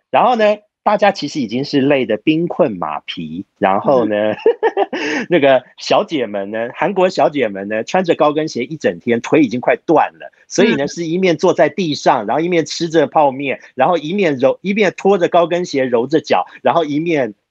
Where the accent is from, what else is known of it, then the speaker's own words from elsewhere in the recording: Taiwan; 因为我们台湾人啊